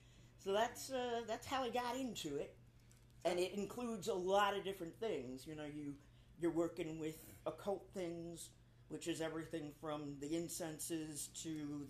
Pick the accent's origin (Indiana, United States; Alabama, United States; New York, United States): New York, United States; New York City; moved away as an adult; now in New Orleans, United States; I grew up in New York City